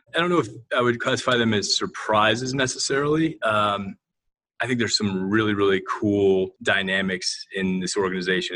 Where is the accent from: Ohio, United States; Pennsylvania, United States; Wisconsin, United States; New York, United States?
Ohio, United States; Toledo; moved away as an adult; I am a fireman's kid from the mean streets of Toledo, Ohio